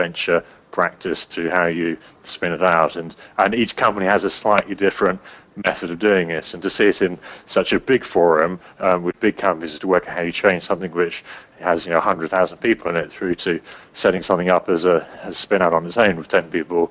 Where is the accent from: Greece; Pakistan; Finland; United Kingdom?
United Kingdom; England; also born or lived in New York; an English guy in New York